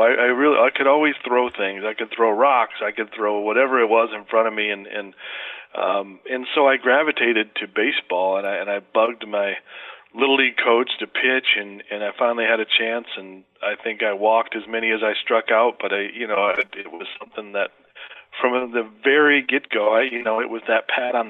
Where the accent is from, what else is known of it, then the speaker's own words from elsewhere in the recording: Flint, Michigan, United States; Sports were a big, big, big part of the culture of my hometown in Flint, Michigan